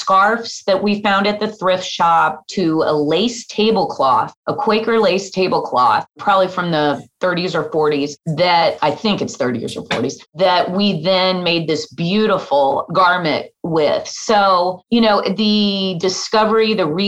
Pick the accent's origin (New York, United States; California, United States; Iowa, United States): Iowa, United States; Des Moines; moved away; also born or lived in Kansas; my hometown of Des Moines, Iowa